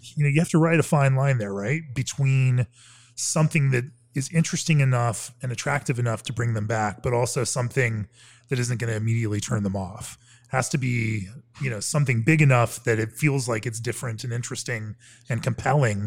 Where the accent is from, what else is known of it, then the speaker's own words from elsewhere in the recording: Orlando, Florida, United States; moved away; my old hometown of Orlando